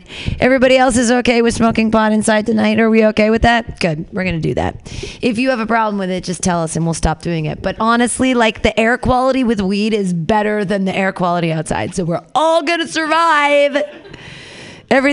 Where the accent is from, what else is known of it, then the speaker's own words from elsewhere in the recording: United States; as Americans, were we taught